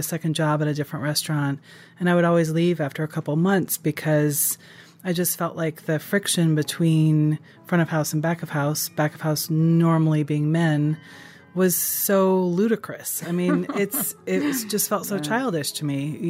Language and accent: English; Japan; I grew up in Japan